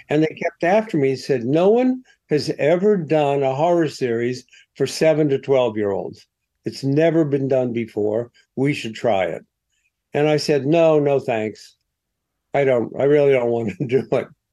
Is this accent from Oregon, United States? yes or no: no; Columbus, Ohio, United States; moved away as an adult; now in New York, United States; I came from Columbus